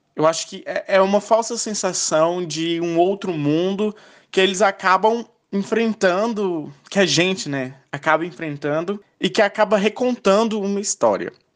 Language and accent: Portuguese; Luziânia, Goiás, Brazil; sou de Lusiânia, Goiás